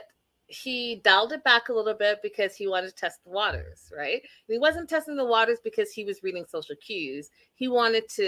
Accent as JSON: {"language": "English", "country": "Canada", "said": "I am Canadian"}